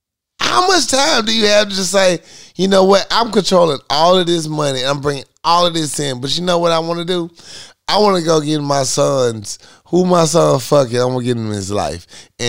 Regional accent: Philadelphia, Pennsylvania, United States; I'm Philly. I'm from Philly. Yo, I'm from West Philly.

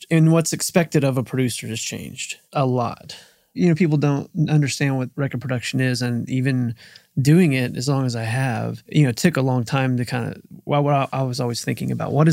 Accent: Wichita, Kansas, United States; now in Nashville, United States; Wichita, Kansas.

